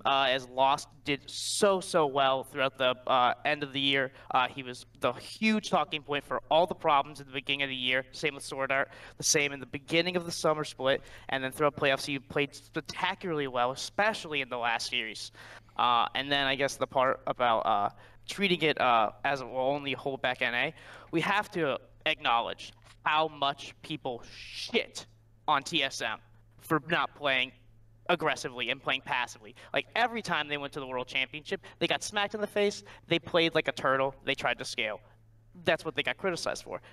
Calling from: Cleveland, Ohio, United States; I'm calling from Cleveland, Ohio

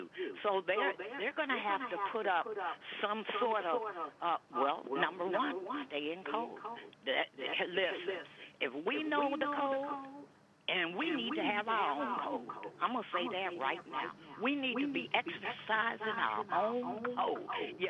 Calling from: Cleveland, Ohio, United States; from Cleveland.

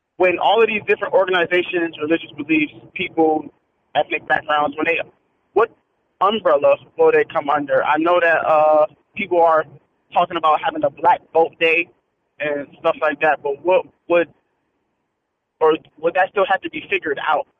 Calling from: Atlanta, Georgia, United States; I'm calling from Atlanta

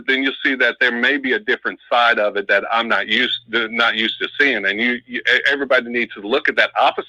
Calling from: Oakland, California, United States; from Oakland.

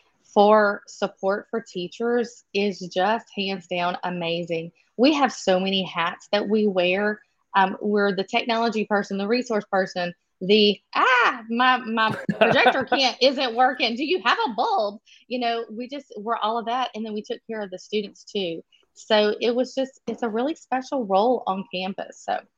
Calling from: near Baton Rouge, Louisiana, United States; I am calling in from about an hour and a half outside of actually New Orleans. I'm more toward the capital city of Baton Rouge. I have been an educator in the state of Louisiana my entire life.

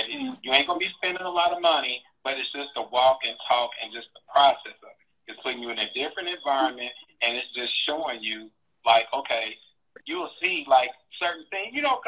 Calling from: San Antonio, Texas, United States; I'm calling from San Antonio, Texas.

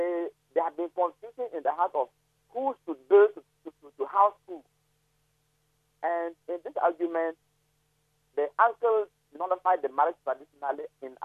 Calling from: Zebilla, Upper East, Ghana; I'm calling from Zebla, Upper East Region.

